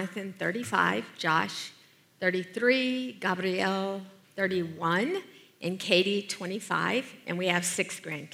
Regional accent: Deep South, United States; I grew up in the Deep South as the oldest of six kids

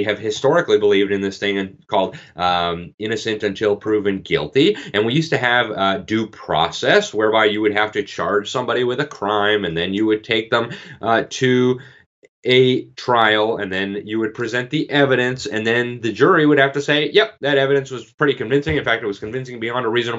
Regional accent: Miami, Florida, United States; my hometown, Miami, Florida

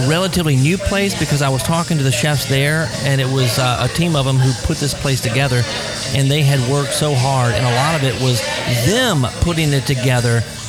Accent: Baton Rouge, Louisiana, United States; I grew up in Baton Rouge.

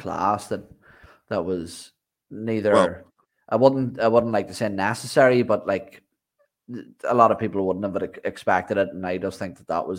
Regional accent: Ireland; I'm Irish

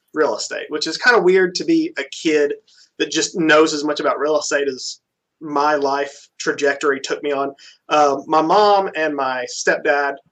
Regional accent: Birmingham, Alabama, United States; also born or lived in Auburn, Alabama; I grew up in Birmingham

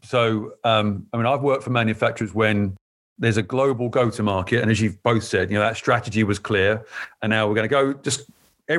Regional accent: England, United Kingdom; moved away as an adult; as an Englishman

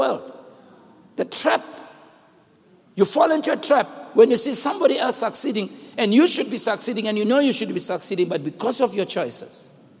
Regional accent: Rockville, Gauteng, South Africa; also born or lived in Western Native Township; my mother, in where we grew up in Rockville, we came from Rockamo, 1961. That's the year in which I was born. We were moved from Western Native Township.

